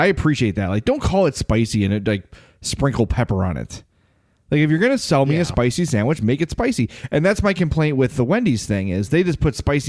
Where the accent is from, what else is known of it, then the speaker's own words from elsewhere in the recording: Lombard, Illinois, United States; I only know this because growing up in Lombard, my high school did a story on it.